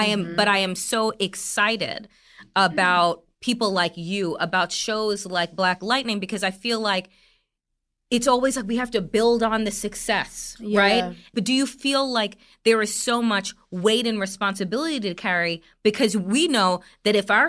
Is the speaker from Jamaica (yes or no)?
yes; Jamaica; I'm Jamaican